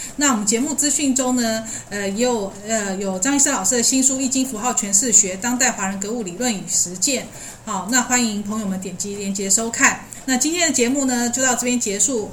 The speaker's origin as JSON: {"language": "Chinese", "country": "Taiwan", "said": "日本文化，其实我们台湾人真的都 都还蛮喜欢的"}